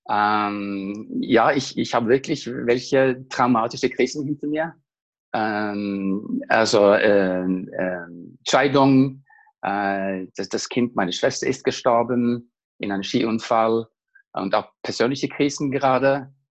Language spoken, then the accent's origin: German; Norway; German is a second language; moved away as an adult; now in Munich, Germany; Ich komme aus Norwegen und äh, ist seit, äh, ich bin seit 2009 in München unterwegs als Leadership Coach